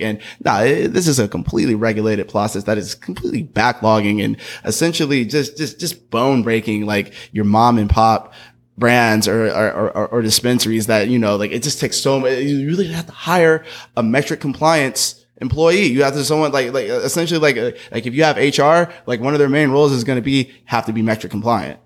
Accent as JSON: {"language": "English", "town": "Berkeley", "region": "California", "country": "United States", "tie": "born or raised there", "said": "my hometown, B Town"}